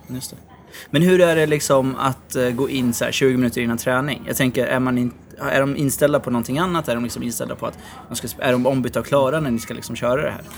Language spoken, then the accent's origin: Swedish; Norrköping, Östergötland, Sweden; moved away; nu sitter vi i Norrköping. Mm. Eh, där jag är ifrån eh, ursprungligen